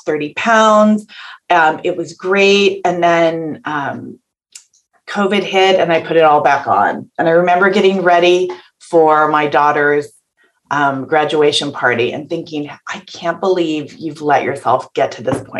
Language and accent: English; just outside of San Francisco, Northern California, United States; I'm born and raised in California